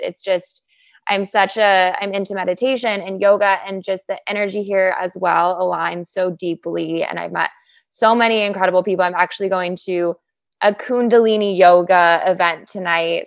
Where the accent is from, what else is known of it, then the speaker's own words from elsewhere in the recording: Chicago, Illinois, United States; moved away as an adult; also born or lived in Lake Forest, Illinois / Northbrook, Illinois; now in Los Angeles, United States; I'm from Chicago. So after college, I moved back to Chicago. I'm from the northern suburbs. So originally Lake Forest, then moved to Northbrook.